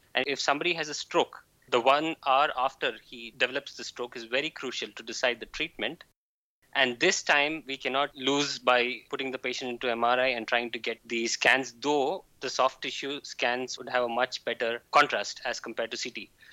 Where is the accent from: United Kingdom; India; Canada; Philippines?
India; now in Jülich, Germany; I'm from India.